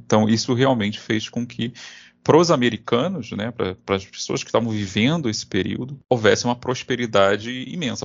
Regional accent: Brazil; nós que somos brasileiros

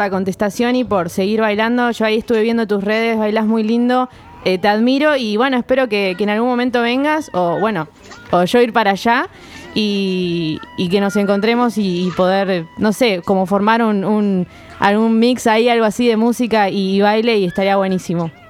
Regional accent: Alicante, Valencian Community, Spain; now in Madrid, Spain; yo soy de, yo soy de Alicante, pero ah. vivo aquí en Madrid porque estoy estudiando aquí, porque las oportunidades están aquí.

